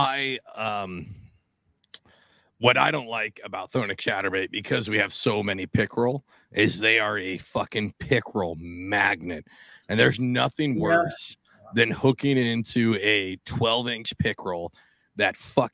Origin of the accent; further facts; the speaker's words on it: Seattle, Washington, United States; moved away as an adult; now in New Jersey, United States; I'm originally from Seattle